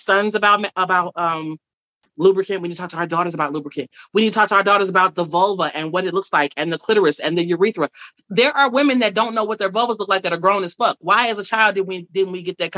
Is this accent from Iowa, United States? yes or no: no; Dallas, Texas, United States; I'm from the South. I'm from Dallas, Texas.